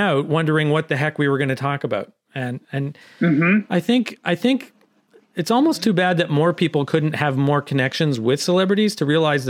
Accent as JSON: {"language": "English", "area": "Niagara", "region": "Ontario", "country": "Canada", "said": "I'm from Niagara."}